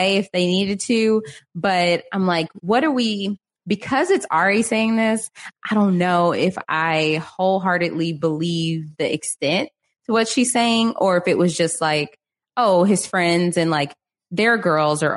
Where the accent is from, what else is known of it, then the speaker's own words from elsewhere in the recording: United States; as an American